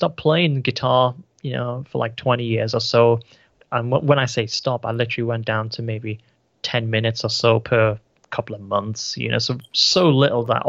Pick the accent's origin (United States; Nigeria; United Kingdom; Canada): United Kingdom; here in the UK